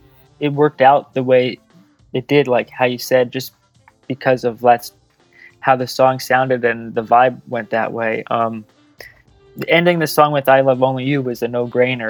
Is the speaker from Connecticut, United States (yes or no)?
yes; Connecticut, United States; moved away as an adult; also born or lived in San Diego; I grew up in Connecticut